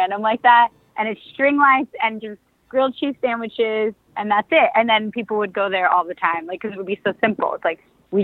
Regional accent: New York City, New York, United States; moved away as an adult; also born or lived in Brooklyn; now in Los Angeles, United States; I grew up in the Bronx, a couple miles away from the stadium

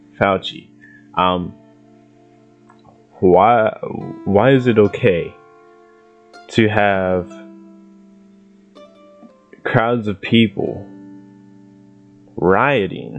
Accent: Ohio, United States; I'm from Ohio

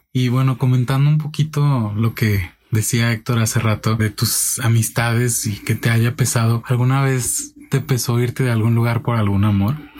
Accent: Guadalajara, Jalisco, Mexico; yo soy de Guadalajara

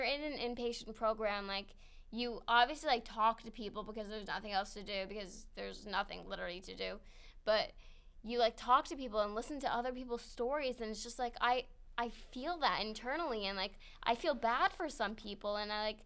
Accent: Long Island, New York, United States; also born or lived in Manhattan, New York; So we moved to Long Island, and I grew up on Long Island

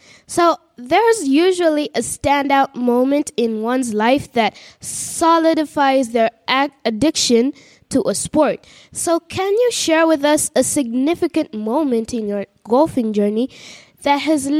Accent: Uganda; from Uganda

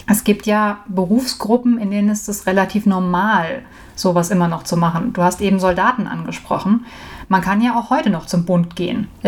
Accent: Medenbach, Hesse, Germany; now in Erdbach, Germany; Ich komme ursprünglich aus Medenbach, ein gutes Dillkreisdörfchen. Mittlerweile wohne ich in Erdbach. Das ist einmal über den Berg von Medenbach.

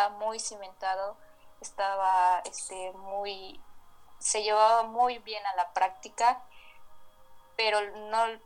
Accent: Mexico; soy de México

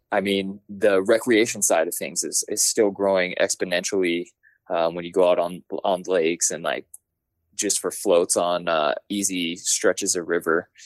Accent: Denver, Colorado, United States; also born or lived in Golden, Colorado; I'm from Denver, Colorado

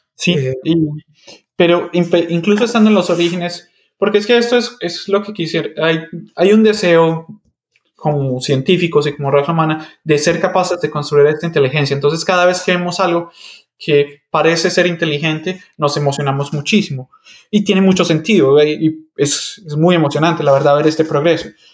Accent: Medellín, Antioquia, Colombia; first language Spanish; moved away as an adult; also born or lived in Michigan, United States; yo nací y me crecí en Medellín, Colombia.

